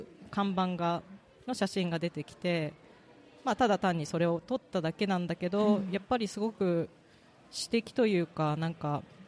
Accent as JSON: {"language": "Japanese", "town": "Kurayoshi", "region": "Tottori", "country": "Japan", "tie": "born or raised there"}